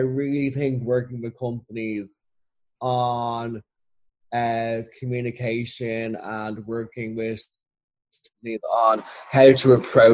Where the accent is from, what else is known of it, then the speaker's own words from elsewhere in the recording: Ireland; as an Irish person